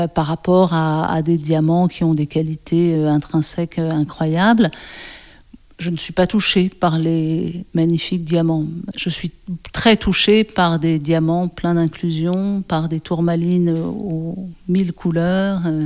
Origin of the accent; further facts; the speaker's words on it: Ain, near Lyon, Auvergne-Rhône-Alpes, France; also born or lived in Paris; Je suis née à Paris, dans le premier arrondissement, mais on a déménagé assez rapidement. Euh, à côté de Lyon, dans un département qui s'appelle l'Ain, euh, et on habitait euh, une dépendance d'un château dans un petit village de 100 habitants pendant 16 ans.